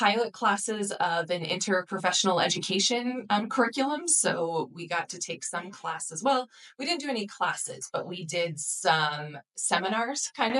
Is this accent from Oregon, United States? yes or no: yes; Oregon, United States; also born or lived in Redlands, California; I count myself as an Oregon native. I was born in Southern California in Redlands. But my mom is from Oregon and we moved back to be closer to family when I was 5. So this is where I grew up.